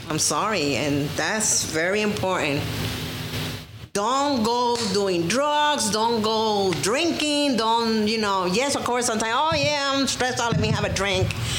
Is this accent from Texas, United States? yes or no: no; New York, United States; And I'm American 100%. I was born in New York